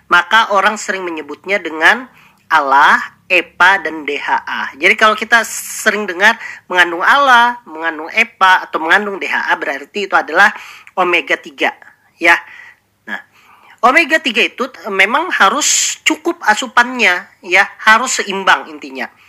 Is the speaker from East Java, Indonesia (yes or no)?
no; South Kalimantan, Indonesia; Nah, sebagai kita orang Banjar, ikan itu adalah makanan sehari-hari.